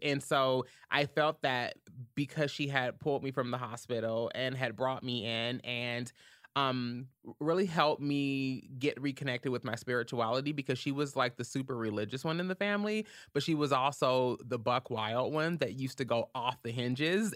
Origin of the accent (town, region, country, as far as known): Louisville, Kentucky, United States; born or raised there